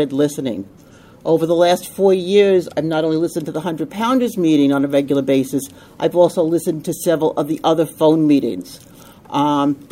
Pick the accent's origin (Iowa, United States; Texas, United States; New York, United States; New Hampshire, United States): New York, United States; Long Island; also born or lived in Suffolk County, New York; I come from Long Island. We moved further out on Long Island into Suffolk County